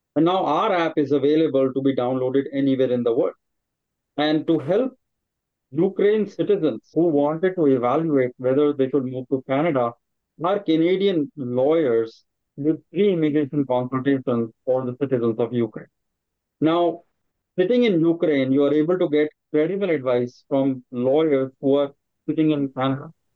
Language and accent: English; India; moved away as an adult; now in United States; I grew up in India as well, trained as an engineer. I'm, I came to the United States about 20 years back.